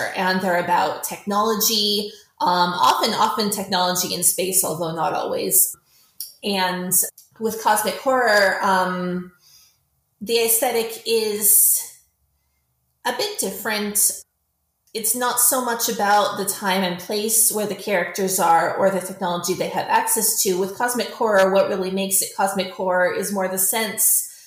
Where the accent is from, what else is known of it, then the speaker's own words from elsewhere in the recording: Canada; I am a Canadian science fiction author